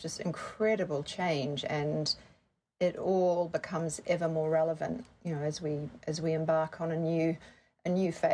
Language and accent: English; New Zealand; moved away as an adult; also born or lived in Sydney, Australia; I grew up in New Zealand and I did my degree there, and I moved to Sydney, Australia